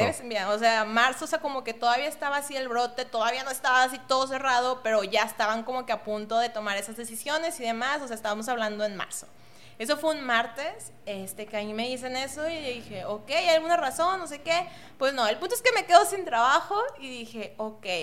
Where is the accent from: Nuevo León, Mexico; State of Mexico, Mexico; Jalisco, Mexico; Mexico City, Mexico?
Nuevo León, Mexico; Monterrey; soy de aquí de Monterrey, estuve en universidades aquí de Monterrey